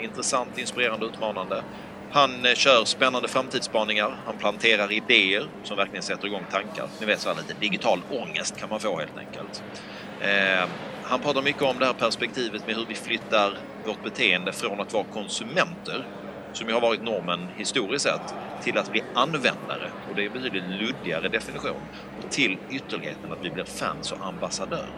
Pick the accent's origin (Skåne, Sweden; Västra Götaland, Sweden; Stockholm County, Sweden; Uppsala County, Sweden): Skåne, Sweden; accent: Scanian (skånska); moved away; Jag pratar ju skånska